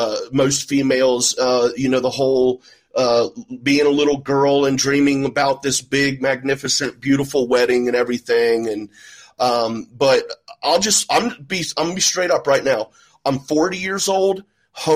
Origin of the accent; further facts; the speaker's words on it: Ohio, United States; I'm from Ohio, and I live literally in farm country.